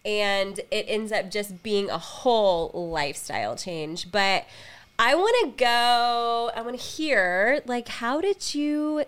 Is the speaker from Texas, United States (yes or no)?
yes; Texas, United States; we are from Texas, in Texas, and proud of it